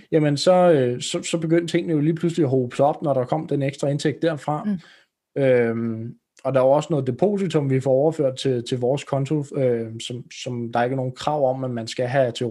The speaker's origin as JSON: {"language": "Danish", "town": "Roskilde", "region": "Zealand", "country": "Denmark", "said": "kommer vi fra Roskilde-området"}